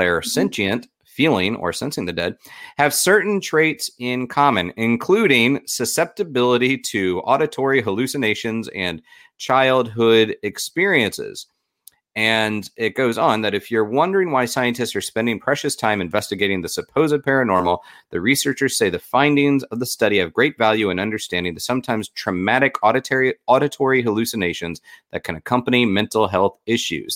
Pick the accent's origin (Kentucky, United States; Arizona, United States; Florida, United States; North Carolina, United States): Florida, United States; born or raised there